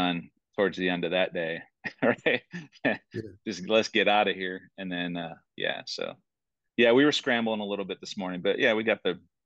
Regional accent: Toledo, Ohio, United States; now in Rock Hill, United States; I'm originally from Toledo, Ohio

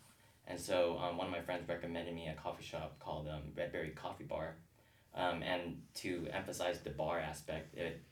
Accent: San Jose, California, United States; now in San Diego, United States; I'm from San Jose, California

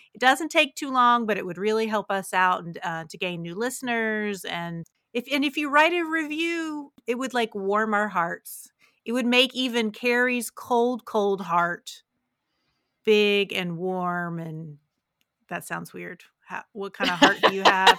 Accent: Parkersburg, West Virginia, United States; moved away as an adult; I grew up in Parkersburg

